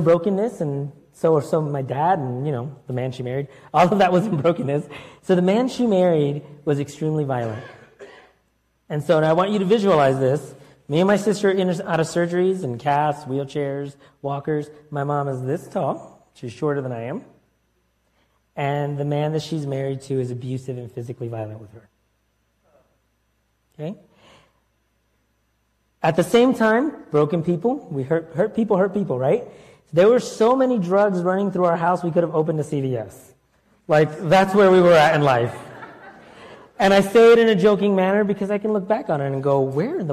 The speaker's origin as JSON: {"language": "English", "region": "Florida", "country": "United States", "tie": "born or raised there", "also_born_or_lived": "Connecticut", "said": "at 7, we moved across the country from New York area to Florida and from Connecticut to Florida."}